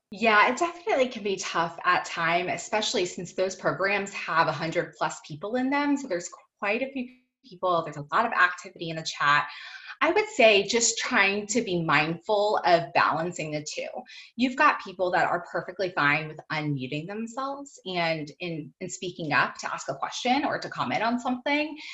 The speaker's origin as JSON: {"language": "English", "region": "Virginia", "country": "United States", "also_born_or_lived": "Florida", "moved": "as an adult", "said": "I am from Virginia, but was living in Florida at the time"}